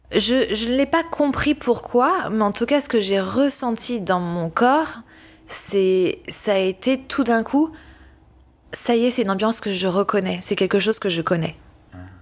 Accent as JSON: {"language": "French", "town": "Paris", "region": "Île-de-France", "country": "France", "tie": "born or raised there", "moved": "as an adult", "said": "je décide de revenir à Paris, j'aime beaucoup Paris et c'est ma ville natale"}